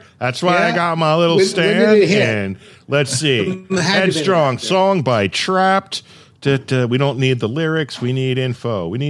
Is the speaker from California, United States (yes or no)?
yes; Thousand Oaks, California, United States; moved away as an adult; also born or lived in Westlake Village, California; now in Oregon, United States; I was born and bred in Southern California. I was born in Westlake Village and spent all my life in Thousand Oaks before I moved up north to Oregon. Gosh, 20 years ago now.